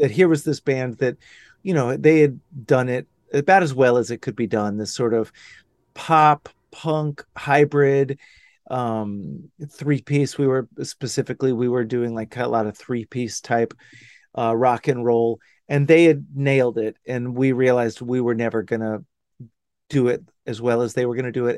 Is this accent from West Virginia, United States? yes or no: no; Dallas, Texas, United States; moved away as an adult; also born or lived in Austin, Texas / Los Angeles; now in Hudson Valley, United States; I grew up in Dallas. I grew up in, in old, good old Dallas.